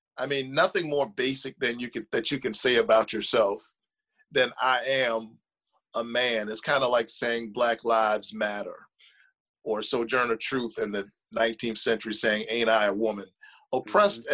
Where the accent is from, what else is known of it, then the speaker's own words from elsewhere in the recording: Savannah, Georgia, United States; I was born in this state, raised in this state, down in Savannah, Georgia